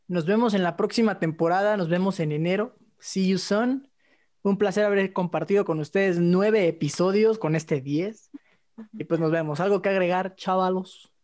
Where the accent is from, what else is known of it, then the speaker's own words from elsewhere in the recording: Mexico; Soy mexicano